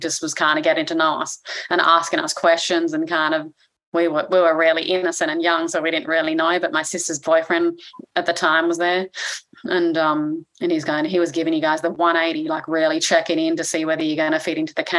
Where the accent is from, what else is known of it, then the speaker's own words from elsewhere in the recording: Australia; I grew up in Australia